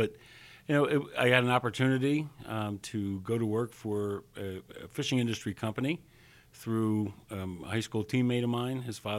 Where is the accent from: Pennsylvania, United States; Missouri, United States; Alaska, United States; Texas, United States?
Pennsylvania, United States; In Pennsylvania.